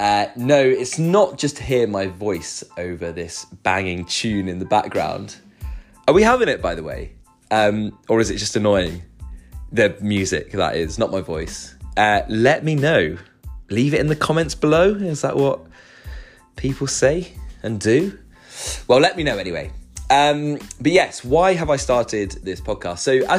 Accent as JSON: {"language": "English", "country": "Luxembourg", "tie": "born or raised there", "lives_now": "Kennington, United Kingdom", "said": "I am British, but I grew up in Luxembourg. That is where my parents live and have lived for the last 25 years or so, and where I call home. Though I'm currently living in Kennington in South London."}